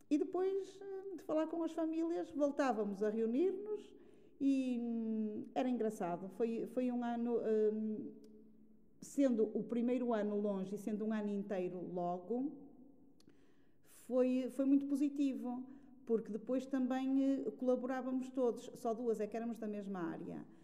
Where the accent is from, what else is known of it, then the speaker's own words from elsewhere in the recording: Alentejo, Portugal; E encontrei logo lá outra colega que vinha do Alentejo, mas de, do Baixo Alentejo, e combinamos, porque éramos da mesma área, sem nos conhecermos, mas de arranjar uma casa juntas para cada uma não ficar eh, sozinha.